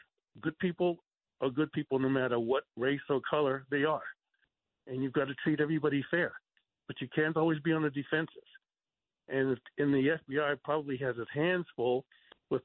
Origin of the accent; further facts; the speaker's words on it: New York City, New York, United States; now in Texas, United States; I was born in New York. I went to Cardoza High School in Bayside, class of 71.